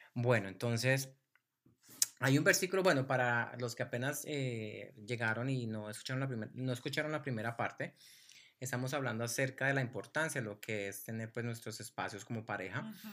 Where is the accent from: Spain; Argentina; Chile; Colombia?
Colombia; Soy colombiano y así hablamos los colombianos.